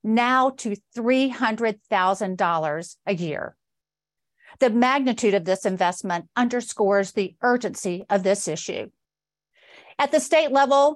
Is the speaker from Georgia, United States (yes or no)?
yes; Georgia, United States; my home state of Georgia